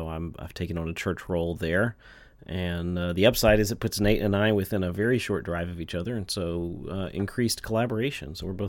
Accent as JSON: {"language": "English", "region": "Texas", "country": "United States", "also_born_or_lived": "Seattle area, Washington", "moved": "as an adult", "lives_now": "Seattle, United States", "said": "I'm from Texas, so I can call it the tail end of COVID, which I'm now in Washington"}